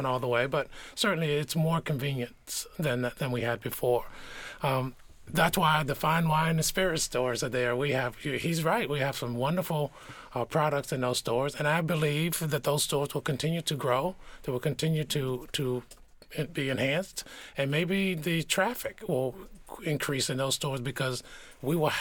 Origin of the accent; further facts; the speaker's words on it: Virginia, United States; now in Pennsylvania, United States; my home state of Virginia